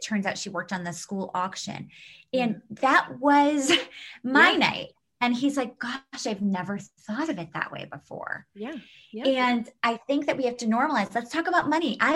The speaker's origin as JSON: {"language": "English", "town": "New York City", "region": "New York", "country": "United States", "tie": "born or raised there", "said": "we grew up in New York City"}